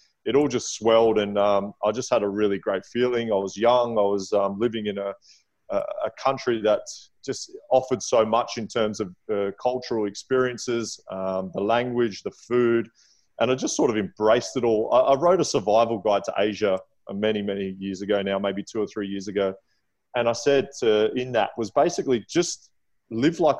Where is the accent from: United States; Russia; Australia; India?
Australia; Adelaide, South Australia; also born or lived in England; I'm from Adelaide, well, I was born in England, but I'm from Adelaide.